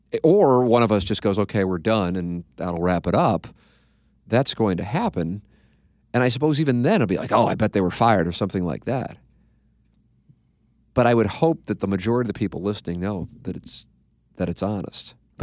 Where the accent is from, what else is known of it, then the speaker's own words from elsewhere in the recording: St. Louis, Missouri, United States; However, I was born and raised in St. Louis and have always been intrigued by the Mizzou fan base